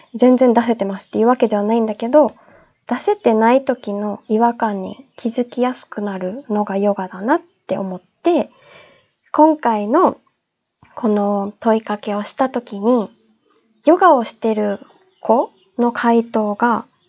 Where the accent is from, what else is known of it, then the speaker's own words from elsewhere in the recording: Okinawa, Japan; moved away; also born or lived in Australia / Tenerife, Spain; 私が沖縄出身で